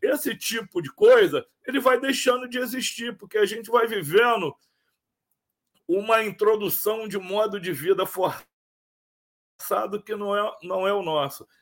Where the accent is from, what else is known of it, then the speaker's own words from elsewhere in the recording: Rio de Janeiro, Brazil; Eu, eu sou cria do Morro do Tuiti